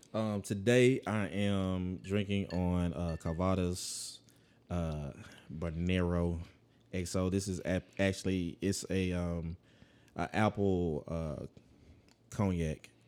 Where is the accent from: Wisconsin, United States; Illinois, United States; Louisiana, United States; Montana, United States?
Louisiana, United States; Monroe; moved away; Monroe, um, my hometown